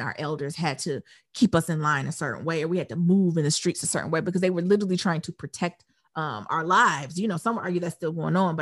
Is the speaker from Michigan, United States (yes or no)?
yes; Detroit, Michigan, United States; growing up in Detroit